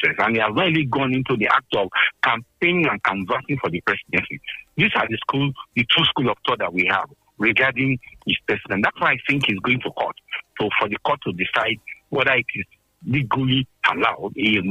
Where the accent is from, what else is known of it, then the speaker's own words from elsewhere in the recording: Nigeria; as a Nigerian